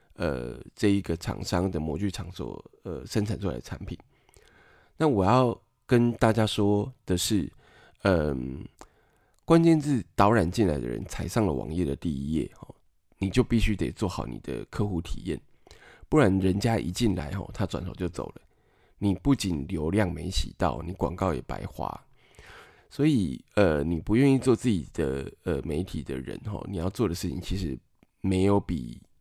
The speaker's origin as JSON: {"language": "Chinese", "country": "Taiwan", "said": "我们台湾人总是需要范例来辅助我们理解"}